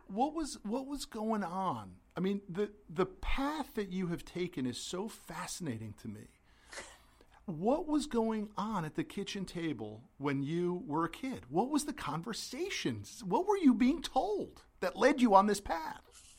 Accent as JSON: {"language": "English", "region": "Connecticut", "country": "United States", "said": "I'm from Connecticut"}